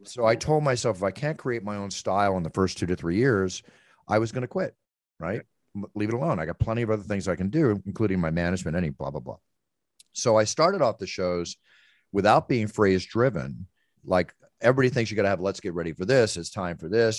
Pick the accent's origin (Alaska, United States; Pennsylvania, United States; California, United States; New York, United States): California, United States; Malibu; I come from Malibu